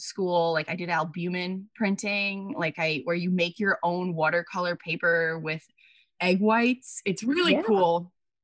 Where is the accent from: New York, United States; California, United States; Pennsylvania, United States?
New York, United States; Long Island; moved away as an adult; also born or lived in New Paltz; I'm from Long Island.